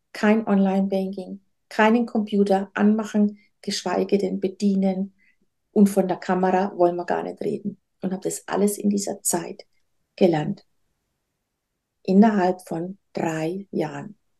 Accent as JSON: {"language": "German", "town": "Nuremberg", "region": "Bavaria", "country": "Germany", "tie": "born or raised there", "moved": "yes", "lives_now": "Rhön, Germany", "said": "Ich bin eigentlich in Nürnberg geboren"}